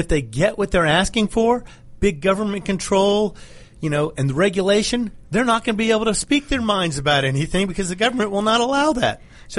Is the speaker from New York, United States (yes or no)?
yes; Brooklyn, New York, United States; Well, a long time ago in Brooklyn, yes. So, born in Brooklyn. It was a different place then, though.